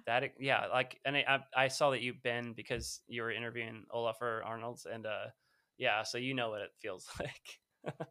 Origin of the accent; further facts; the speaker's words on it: California, United States; I'm from California. I was